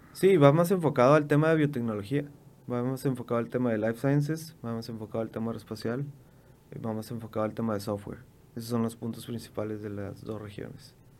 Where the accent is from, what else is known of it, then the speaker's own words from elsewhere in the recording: Mexico; nosotros mexicanos